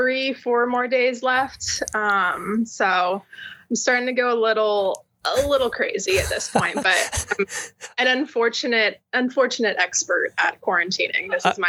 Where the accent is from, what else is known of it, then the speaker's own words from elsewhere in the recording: California, United States; Well, it takes leaving California to be like, oh, that's not normal.